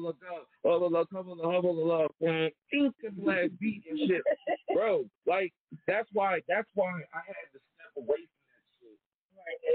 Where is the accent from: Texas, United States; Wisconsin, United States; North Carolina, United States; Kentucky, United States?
North Carolina, United States; Charlotte; I grew up in Charlotte